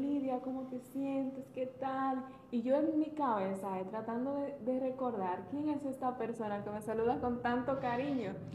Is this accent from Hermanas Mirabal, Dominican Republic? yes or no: yes; Salcedo, Hermanas Mirabal, Dominican Republic; yo empecé en Salcedo y yo sigo grabando en Salcedo en mi pueblo. Amo mi pueblo